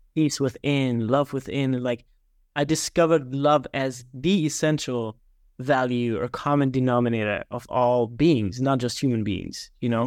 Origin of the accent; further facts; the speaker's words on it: small town outside of Regensburg, Bavaria, Germany; now in Naples, Florida, United States; born and raised in Germany, grew up in a small town outside of Regensburg, which is about a hundred miles north of Munich